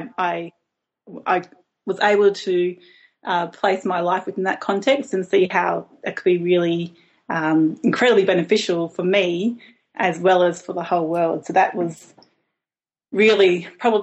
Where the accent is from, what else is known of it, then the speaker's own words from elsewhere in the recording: Brisbane, Queensland, Australia; also born or lived in Melbourne / Tasmania; now in Hobart, Australia; I grew up in Brisbane, a big city in Queensland